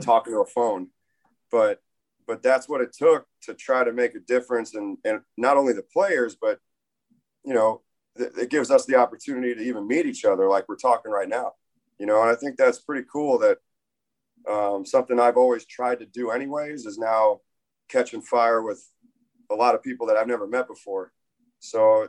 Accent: Tampa, Florida, United States; moved away; I grew up in Tampa, Florida

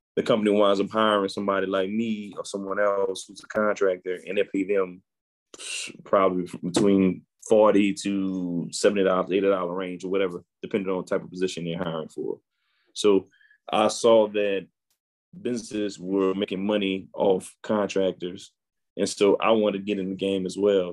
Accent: New Orleans, Louisiana, United States; I'm born and raised in New Orleans, Louisiana

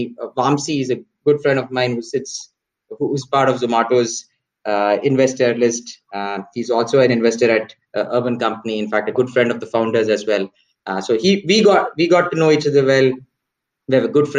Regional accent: Chennai, Tamil Nadu, India; moved away as an adult; also born or lived in United States; fairly a small town boy, mostly grew up in South. Large part of it was also in Chennai.

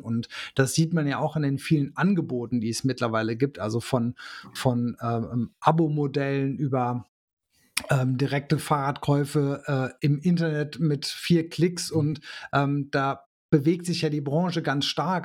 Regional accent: Germany; bei uns in Deutschland

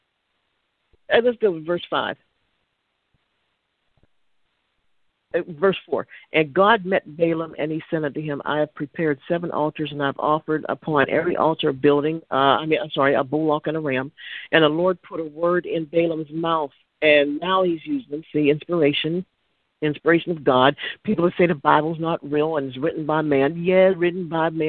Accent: Pittsburgh, Pennsylvania, United States; I'm from Pittsburgh

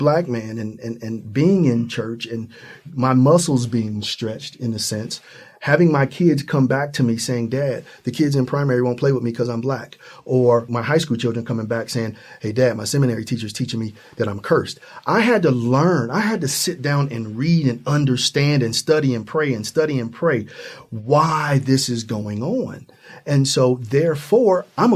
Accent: Ohio, United States; I'm from Ohio, right at the Midwest

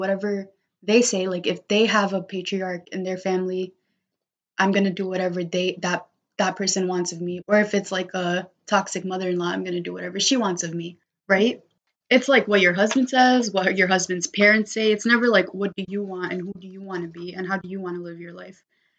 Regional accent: United States; born there; Where I'm just like, I can show up as an Indian woman and also understand that I'm also a kid born in America.

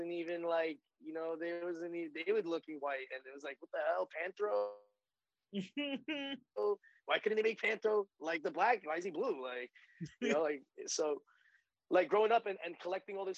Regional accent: New York City, New York, United States; I grew up in Brooklyn

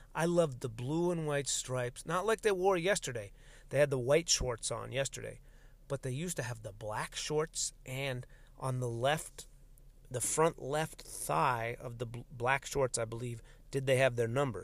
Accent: United States; my own Americanness is just as fucking American as anyone else's

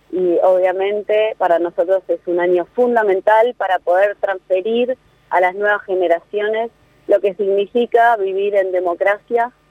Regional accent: Argentina; donde al mismo tiempo estemos aprendiendo y acercándonos a un conocimiento de lo que somos como argentinos, de las capacidades que tenemos

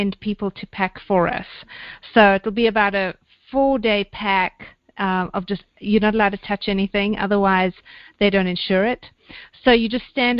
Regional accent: South Africa; moved away as an adult; also born or lived in London; I am originally South African, born and bred, and then I got a bit of a need for adventure, so I did what all good South African girls do, and I went to London

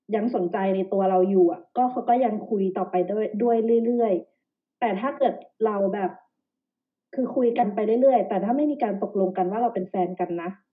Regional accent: Phetchaburi, Thailand; moved away as an adult; also born or lived in Bangkok, Thailand; now in Denmark; เรามาจากต่างจังหวัดนะนะ อยู่เพชรบุรี

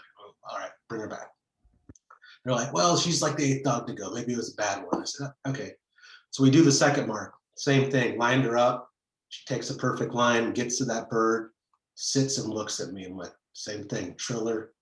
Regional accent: Fremont, Nebraska, United States; also born or lived in Chicago; now in Kansas City, United States; I grew up in Fremont, Nebraska

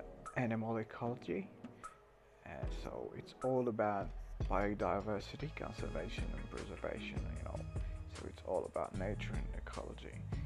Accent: Algeria; I'm from Algeria. I'm 29 years old and I study animal ecology.

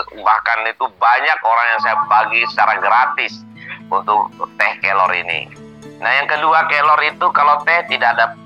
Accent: Indonesia; Midom itu adalah kampung halaman saya.

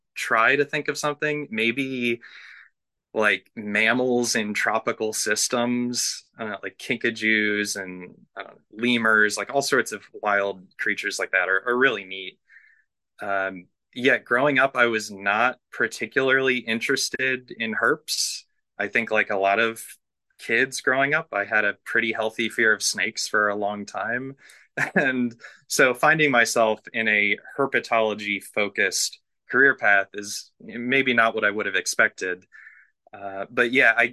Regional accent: West Chester, Pennsylvania, United States; moved away as an adult; now in North Carolina, United States; I grew up in Westchester, Pennsylvania. So, it's a suburb of Philadelphia, maybe about half an hour to 45 minutes west of the city

